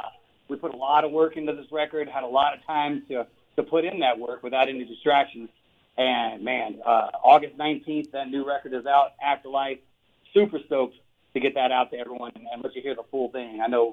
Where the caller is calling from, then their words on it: Las Vegas, Nevada, United States; Yeah, I am at home here in Las Vegas, Nevada.